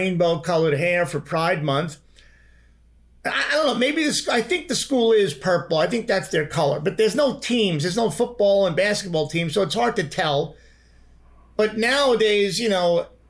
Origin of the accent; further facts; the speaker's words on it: New York, United States; moved away as an adult; also born or lived in Manhattan; now in Los Angeles, United States; I grew up in New York.